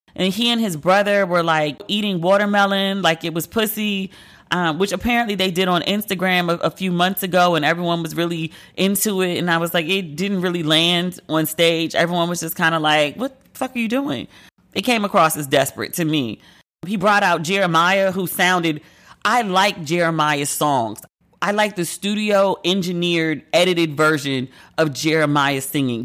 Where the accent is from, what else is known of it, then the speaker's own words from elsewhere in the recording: United States; accent: American; my American accent and my blue passport